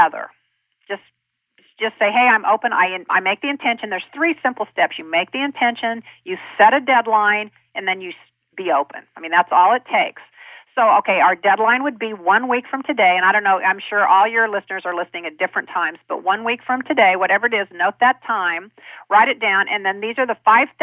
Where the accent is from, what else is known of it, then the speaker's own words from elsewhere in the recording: Kansas, United States; I'm a kid from Kansas